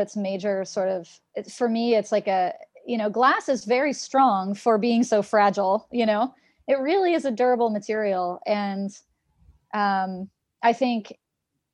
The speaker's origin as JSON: {"language": "English", "town": "Seattle", "region": "Washington", "country": "United States", "tie": "born or raised there", "said": "I'm from Seattle"}